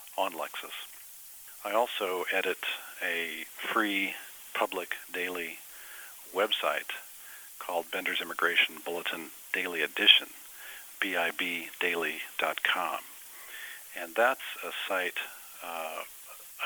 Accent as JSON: {"language": "English", "town": "Denver", "region": "Colorado", "country": "United States", "also_born_or_lived": "San Antonio, Texas", "moved": "yes", "lives_now": "Austin, United States", "said": "I am from Denver, Colorado, but now I'm living and practicing in Austin."}